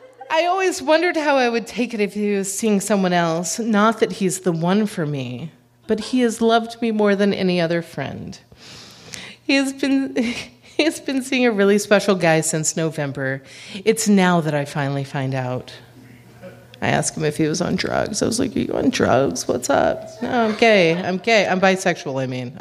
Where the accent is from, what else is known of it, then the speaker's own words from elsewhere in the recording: Texas, United States; moved away as an adult; also born or lived in Chicago; I'm a Texan.